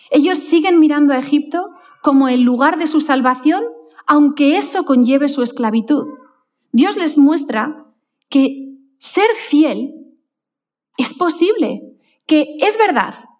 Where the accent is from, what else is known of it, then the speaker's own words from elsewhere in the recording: Valencia, Valencian Community, Spain; recuerdo que con ocho años, cuando nos fuimos a vivir al colegio de Valencia